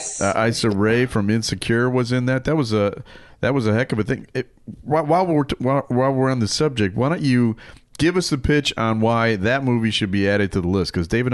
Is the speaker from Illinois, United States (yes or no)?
yes; Chicago, Illinois, United States; We're from Chicago.